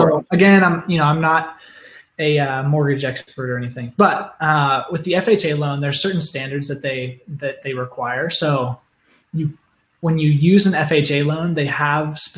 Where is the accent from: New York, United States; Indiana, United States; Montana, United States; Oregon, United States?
Oregon, United States; moved away as an adult; now in Phoenix, United States; I grew up in Oregon